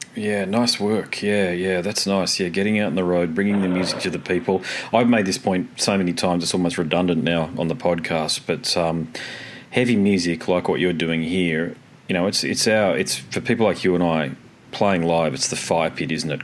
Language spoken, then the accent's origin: English; Australia